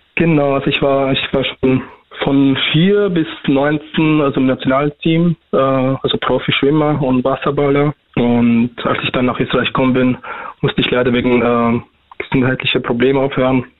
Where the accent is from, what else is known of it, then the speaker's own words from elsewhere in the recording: Iraq; now in Austria; ich komme erstens aus dem Irak